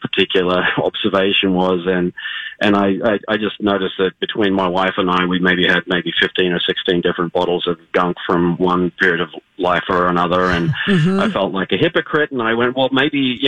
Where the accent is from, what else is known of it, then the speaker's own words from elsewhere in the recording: Australia; now in Minnesota, United States; I'm from Australia. I grew up next to the beach.